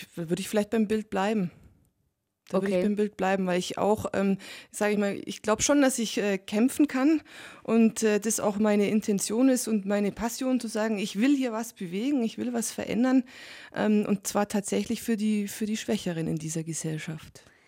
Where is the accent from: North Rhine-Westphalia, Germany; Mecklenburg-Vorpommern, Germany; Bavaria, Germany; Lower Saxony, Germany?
Bavaria, Germany; Allgäu; insbesondere hier im Allgäu und bei uns in Bayern